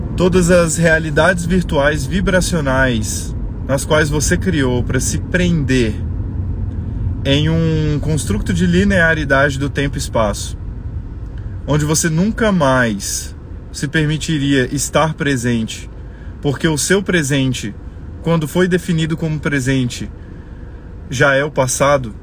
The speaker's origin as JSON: {"language": "Portuguese", "country": "Brazil", "said": "nós somos brasileiros"}